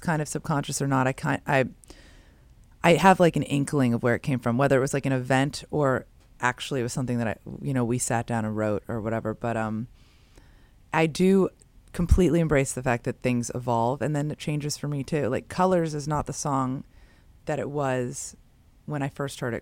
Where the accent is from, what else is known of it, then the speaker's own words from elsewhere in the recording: San Francisco, California, United States; I grew up in San Francisco